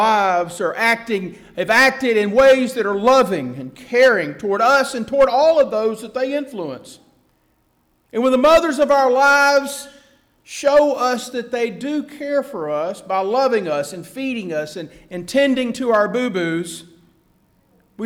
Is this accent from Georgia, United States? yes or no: yes; Atlanta, Georgia, United States; my hometown of Atlanta